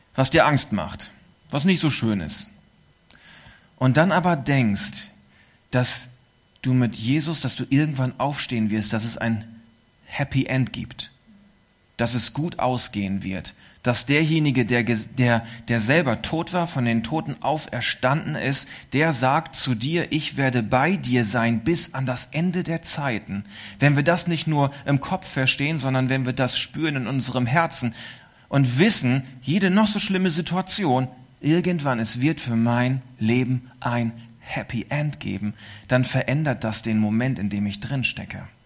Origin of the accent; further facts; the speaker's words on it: East Frisia, Lower Saxony, Germany; es war die Insel, auch die zu meiner Heimat und Geburtsstadt gehört